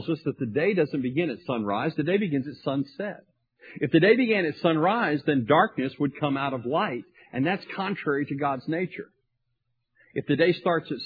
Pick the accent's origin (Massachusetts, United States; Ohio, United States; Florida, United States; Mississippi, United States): Mississippi, United States; Tupelo; I grew up in Tupelo, Mississippi, and I came to faith at a young age at a Baptist church.